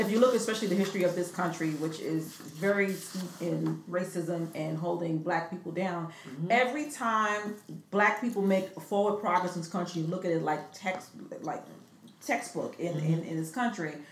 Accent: New York City, New York, United States; moved away; also born or lived in California; I grew up in the South Bronx

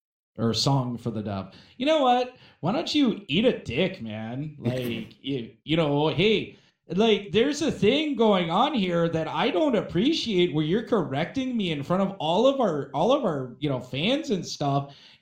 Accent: Wisconsin, United States; Yeah. Hey, I'm from Wisconsin.

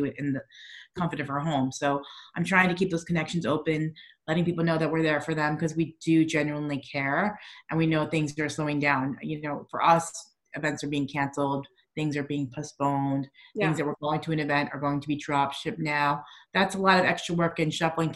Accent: New York, United States; moved away; I'm still a New Yorker at heart

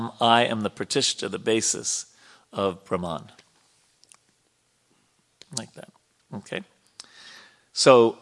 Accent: New York, United States; I was born in a city. I grew up in New York

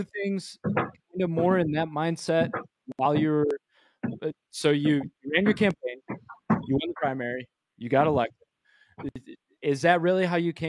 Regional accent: Grand Haven, Michigan, United States; moved away; I'm from Michigan originally. I'm born and raised. I lived in Grand Haven

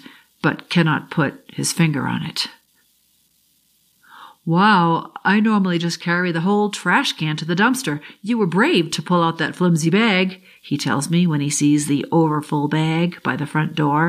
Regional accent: Boston, Massachusetts, United States; I grew up in the South Shore, Boston

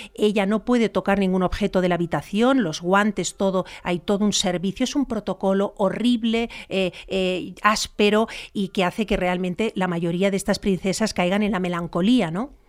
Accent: Spain; en mi país.

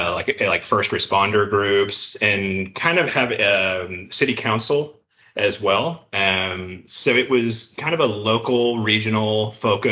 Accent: Tulsa, Oklahoma, United States; also born or lived in Edmond, Oklahoma; I grew up in the Tulsa area. I've lived in Oklahoma my whole life

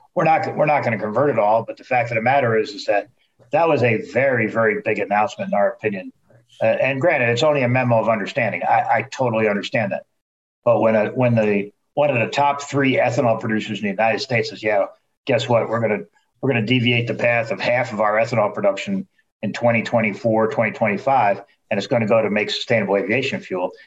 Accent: Netherlands; moved away; my home country

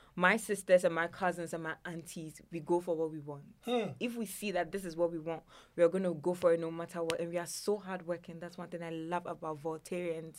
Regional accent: Ghana; a Ghanaian woman, especially an Ewe woman

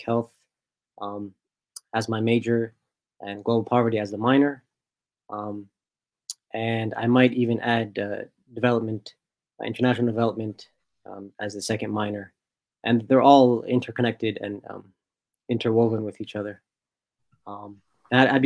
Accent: Egypt; moved away as an adult; also born or lived in Washington, D.C., United States; now in United States; I was born here in the United States, in D.C. actually, but almost immediately thereafter, my family immigrated to Egypt, and that's where I attended grade school

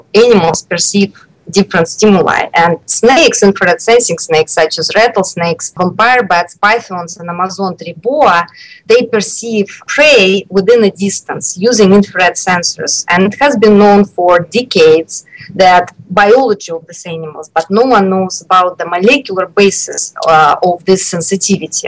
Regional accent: Moscow, Russia; moved away as an adult; also born or lived in Chicago, United States; I grew up in Moscow, in Russia.

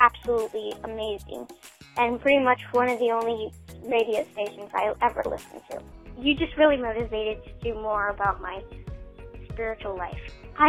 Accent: Greenwood, United States; my hometown is Greenwood. I am 12 years old, and my first 5 years of life, I was an orphan.

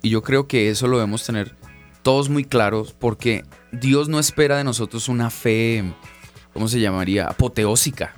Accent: Bogotá, Colombia; vengo de Bogotá, Colombia, soy colombiano

